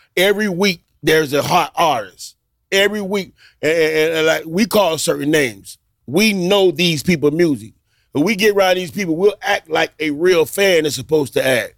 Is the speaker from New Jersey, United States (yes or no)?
no; Miami, Florida, United States; I grew up in Liberty City